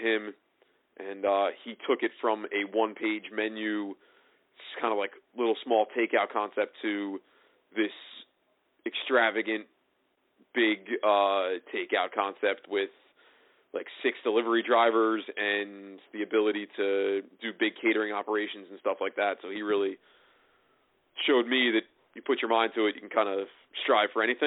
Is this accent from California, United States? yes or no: no; Tinton Falls, New Jersey, United States; where I grew up in Tittenham Falls